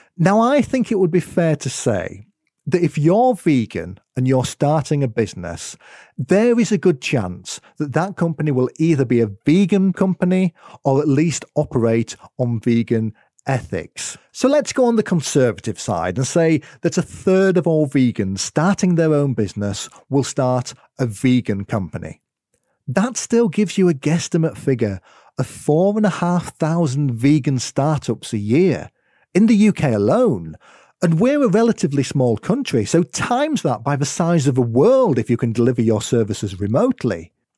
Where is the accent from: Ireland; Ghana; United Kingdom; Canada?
United Kingdom; accent: UK; as you might have been able to tell from my accent, it's where I am in the world.